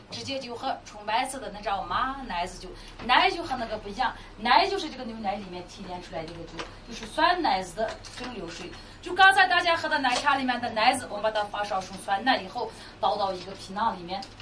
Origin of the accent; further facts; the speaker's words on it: Xinjiang, China; 我们每一个图瓦尔人